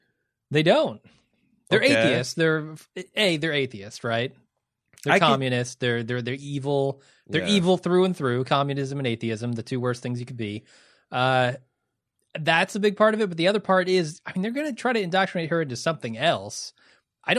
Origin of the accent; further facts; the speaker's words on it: Midwest, United States; I'm from the Midwest.